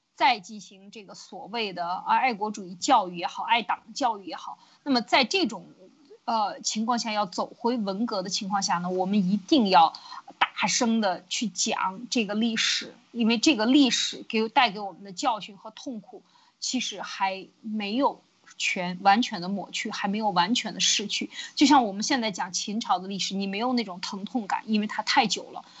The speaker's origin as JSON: {"language": "Chinese", "country": "China", "said": "我们中国人"}